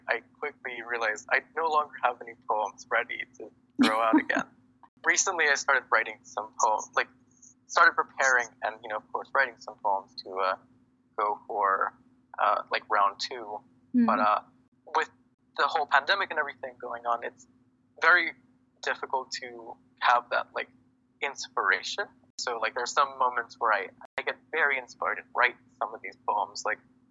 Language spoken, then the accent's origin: English; Houston, Texas, United States; I'm mostly from Houston